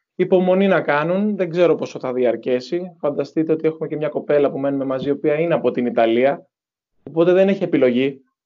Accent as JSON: {"language": "Greek", "area": "Patras", "region": "Western Greece", "country": "Greece", "also_born_or_lived": "Zaragoza, Spain", "moved": "as an adult", "said": "έχω έρθει στο χωριό μου"}